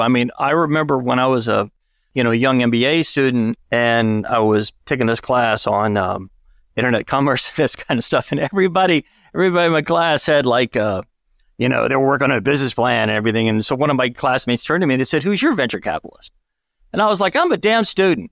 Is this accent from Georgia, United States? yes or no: no; Alabama, United States; grew up, I grew up in Alabama